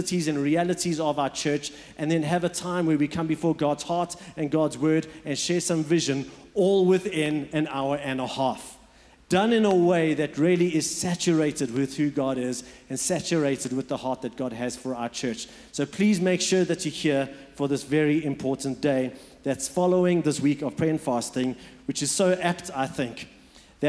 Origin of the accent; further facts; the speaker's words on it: Port Elizabeth, Eastern Cape, South Africa; moved away; also born or lived in Johannesburg; I was born in Johannesburg, and then we moved, when I was about 7 years old, we moved to what's known as Port Elizabeth.